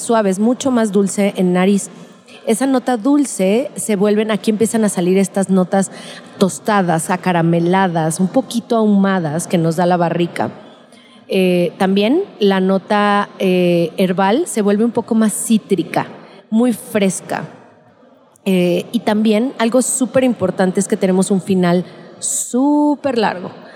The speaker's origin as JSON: {"language": "Spanish", "town": "Guadalajara", "region": "Jalisco", "country": "Mexico", "said": "soy de Guadalajara y tequilera de toda la vida."}